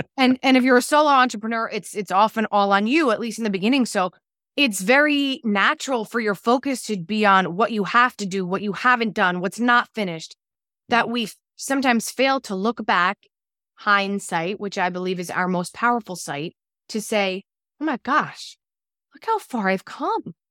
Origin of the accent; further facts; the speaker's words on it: New Jersey, United States; also born or lived in Los Angeles; I'm from New Jersey, I live in New Jersey